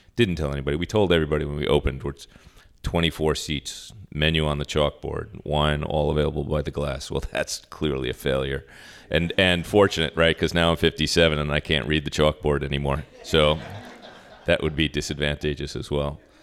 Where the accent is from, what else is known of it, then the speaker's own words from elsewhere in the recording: Long Island, New York, United States; moved away as an adult; also born or lived in Manhattan / Arizona; now in Sacramento, United States; I grew up on Long Island, and I am, for those of you from New York, a bridge and tunnel person